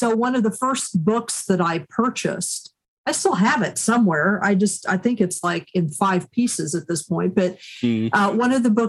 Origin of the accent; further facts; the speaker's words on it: Kansas, United States; moved away as an adult; also born or lived in Chattanooga, Tennessee; now in Hudson Valley, New York, United States; I was raised first in Chattanooga, Tennessee, and then my family moved to Kansas